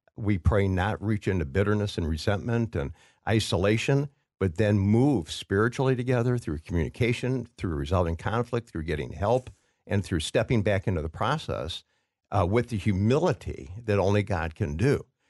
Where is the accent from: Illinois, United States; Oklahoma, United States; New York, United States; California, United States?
Illinois, United States; Waukegan; growing up in Waukegan, Illinois